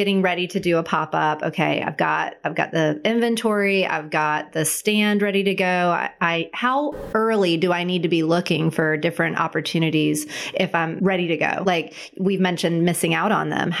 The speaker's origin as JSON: {"language": "English", "town": "Cary", "region": "North Carolina", "country": "United States", "tie": "born or raised there", "said": "growing up in Cary, my favorite thing to do with my mom was to go to Lazy Days"}